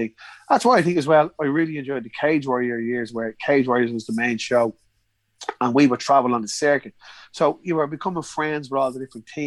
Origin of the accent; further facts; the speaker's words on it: Ireland; We're from Ireland. We're in England.